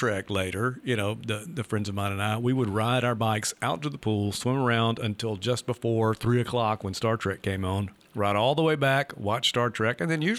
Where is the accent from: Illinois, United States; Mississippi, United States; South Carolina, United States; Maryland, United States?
Mississippi, United States; Leland; growing up in Leland, Mississippi, you know, the Delta, so kind of a flat area.